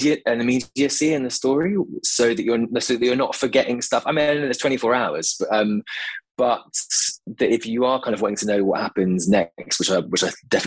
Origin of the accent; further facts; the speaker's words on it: Devon, South West England, United Kingdom; I'm from Devon